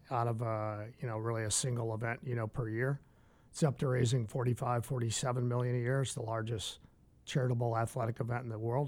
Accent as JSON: {"language": "English", "town": "St. Louis", "region": "Missouri", "country": "United States", "tie": "born or raised there", "moved": "as an adult", "lives_now": "San Diego, United States", "said": "I'm from the Midwest, from St. Louis. I've uh, lived there my whole uh, whole life through about age 50."}